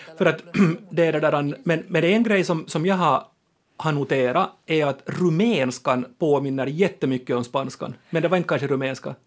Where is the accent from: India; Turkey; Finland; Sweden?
Finland; våra språkliga rättigheter som finlandssvenskar